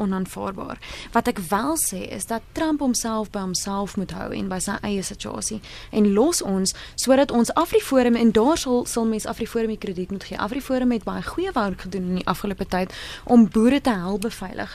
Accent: Free State, South Africa; Ek kom uit die Vrystaat uit

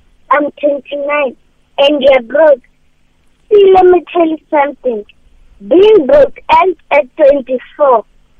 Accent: South Africa; I'm from Marupani.

